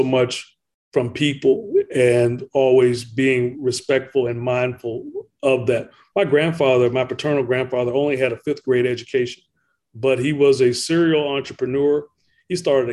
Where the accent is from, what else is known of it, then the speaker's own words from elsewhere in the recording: Ettrick, Virginia, United States; growing up around Virginia State University, and it really is there in Ettrick, Virginia, which is where I come from.